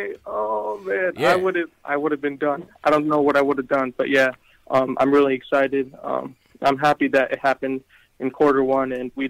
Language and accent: English; Connecticut, United States; I'm from Connecticut.